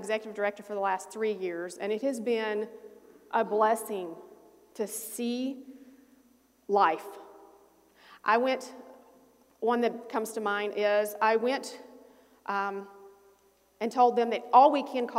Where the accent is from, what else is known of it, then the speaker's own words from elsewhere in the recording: Alabama, United States; moved away; I'm from a small town in Alabama